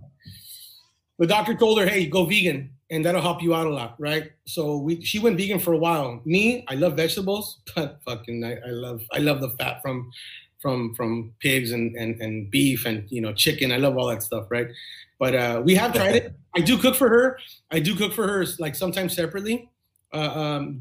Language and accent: English; Bell, California, United States; also born or lived in Walnut Park, California; born and raised in Bell. I lived in Bell my entire life.